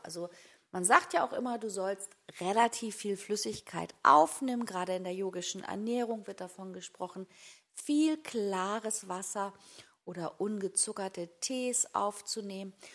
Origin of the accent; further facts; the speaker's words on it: Hamburg, Germany; also born or lived in Güby; jetzt an meinem neuen Wohn-, Wohnort als waschechte Hamburgerin